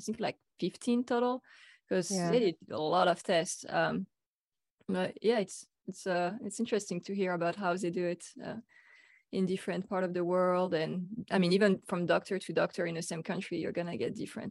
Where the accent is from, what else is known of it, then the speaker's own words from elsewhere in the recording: France; I'm from France, so, you know, Europe, that's part of the world, right?